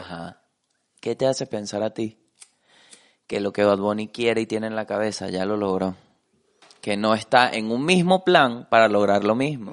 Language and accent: Spanish; Venezuela; Como venezolano